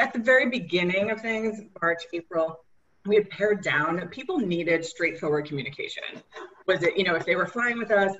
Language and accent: English; New York City, New York, United States; I'm also born and raised in Queens